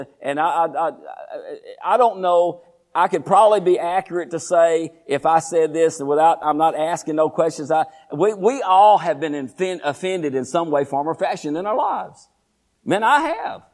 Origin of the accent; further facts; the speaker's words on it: Groesbeck, Texas, United States; I was born and raised in Groesbeck, Texas